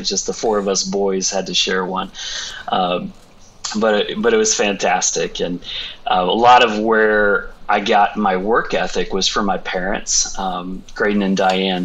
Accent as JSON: {"language": "English", "town": "Roanoke", "region": "Texas", "country": "United States", "tie": "born or raised there", "also_born_or_lived": "Vermont", "said": "grew up in the North Texas area, Dallas-Fort Worth, in a suburb called Roanoke."}